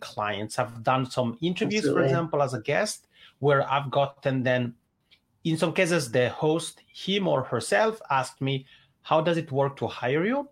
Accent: Italian-speaking Switzerland, Switzerland; accent: Italian ("macaroni accent"); English is a second language; moved away as an adult; now in Helsinki, Finland; I'm originally from the Italian speaking part of Switzerland. That's why I have this funny macaroni accent, but I've been living in Helsinki, Finland for about 10 years now

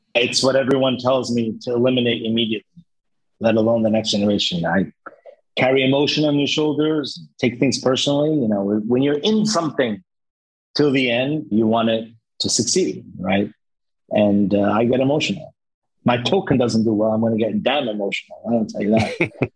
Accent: Lebanon; now in Cyprus; I come originally from Lebanon

